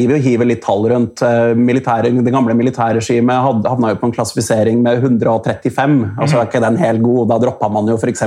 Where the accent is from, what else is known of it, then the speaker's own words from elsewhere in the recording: Oslo, Norway; jeg vokste opp på Røa, altså, si Oslo vest